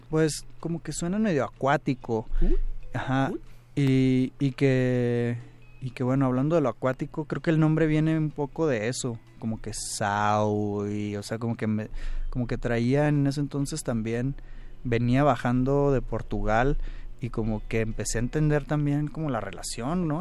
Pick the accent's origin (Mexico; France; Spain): Mexico; Hermosillo, Sonora; yo que soy de Hermosillo